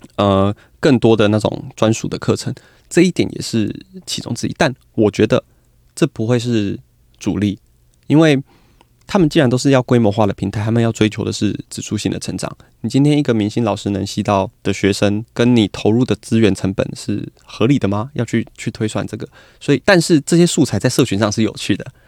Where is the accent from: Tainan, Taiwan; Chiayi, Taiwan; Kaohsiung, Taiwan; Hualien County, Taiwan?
Kaohsiung, Taiwan; 我是高雄人